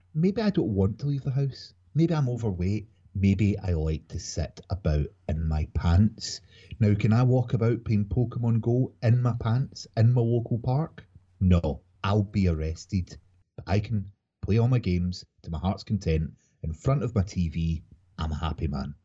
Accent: Scotland, United Kingdom; I'm a Scottish gamer from Scotland

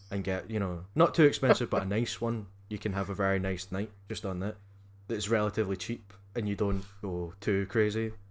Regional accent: Scotland, United Kingdom; you know, again being Scottish, you spell whiskey without an e.

